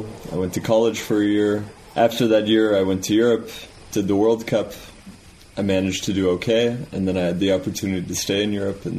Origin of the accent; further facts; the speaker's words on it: New Mexico, United States; You know, I grew up in New Mexico. I loved climbing.